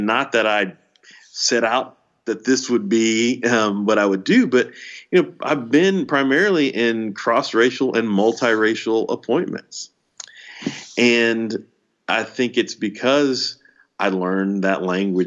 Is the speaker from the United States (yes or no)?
yes; Houston, Texas, United States; when I was a baby, my parents moved us from inner city Houston to the suburbs of North Houston